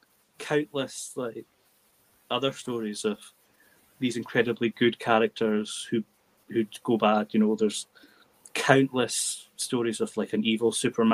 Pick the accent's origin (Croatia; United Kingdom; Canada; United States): United Kingdom; Scotland; accent: Scottish lilting; my Scottish lilting accent